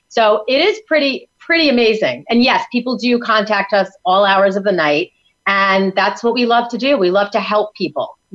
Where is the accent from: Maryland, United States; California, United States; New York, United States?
New York, United States; now in Tampa, United States; I'm from New York